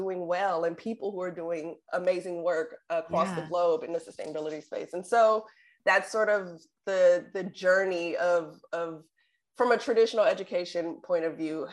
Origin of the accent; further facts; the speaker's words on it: Oakland, California, United States; growing up in the Bay Area in Oakland